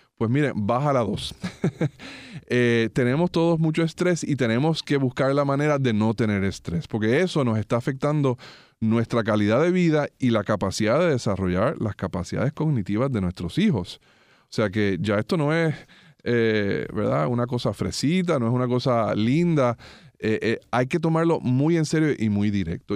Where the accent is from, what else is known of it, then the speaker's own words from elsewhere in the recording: Puerto Rico; nuestro país